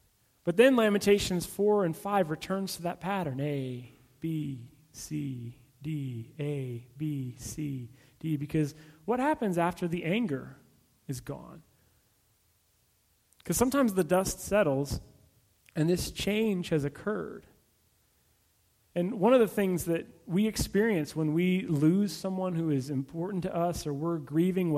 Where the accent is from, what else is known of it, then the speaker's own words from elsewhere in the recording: California, United States; also born or lived in Abilene, Texas; I was from California